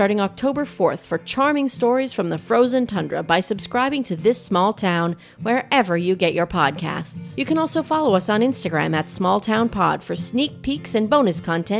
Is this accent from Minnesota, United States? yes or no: yes; Thief River Falls, Minnesota, United States; moved away as an adult; Welcome to my hometown in northern rural Minnesota.